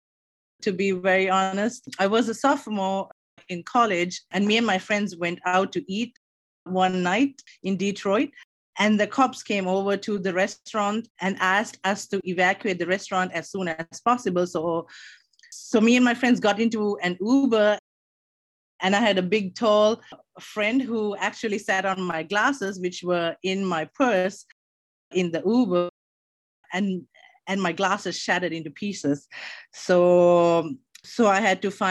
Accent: Sri Lanka; moved away as an adult; now in Maryland, United States; I am originally from Sri Lanka. I moved here to the US as an international student

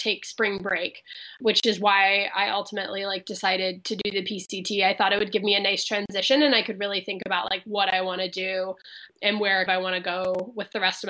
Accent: Midwest, United States; moved away as an adult; now in Los Angeles, United States; I'm originally from the Midwest

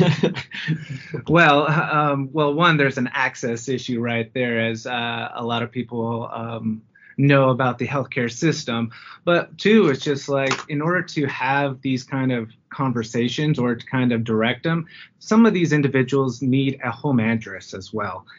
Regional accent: Fresno, California, United States; moved away as an adult; now in Denver, United States; I'm originally from Fresno, California

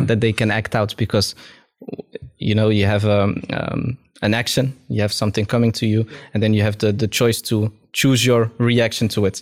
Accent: Amsterdam, North Holland, Netherlands; I grew up in Amsterdam, in the southeast part of Amsterdam, which was very multicultural

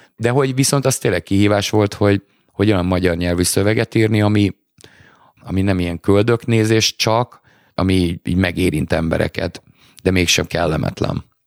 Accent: Hungary

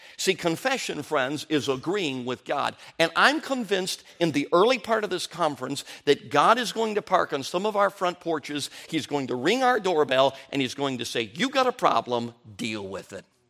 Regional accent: Chicago, Illinois, United States; also born or lived in Durango, Colorado; we moved from Durango, Colorado And we came to Chicago, Illinois

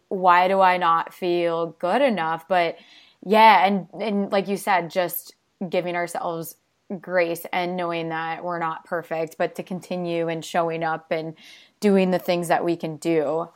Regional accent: Dubuque, Iowa, United States; moved away; I'm originally from Dubuque

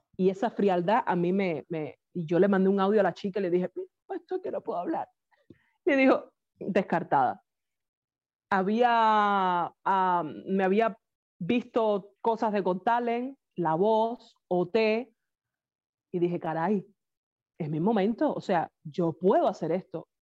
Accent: Havana, Cuba; moved away as an adult; now in Vila-seca, Spain; yo nací en La Habana, en el cerro

